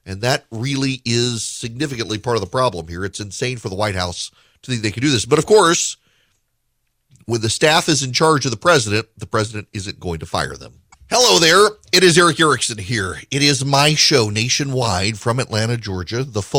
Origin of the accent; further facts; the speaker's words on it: Dubai, United Arab Emirates; I grew up in the Middle East. I grew up in Dubai.